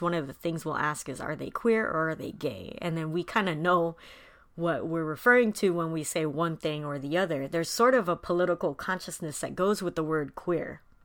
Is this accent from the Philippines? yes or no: yes; Philippines; as a Filipino